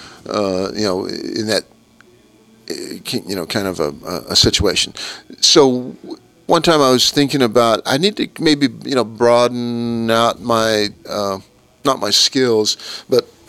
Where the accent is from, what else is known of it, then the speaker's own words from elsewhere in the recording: Kansas, United States; I grew up in Kansas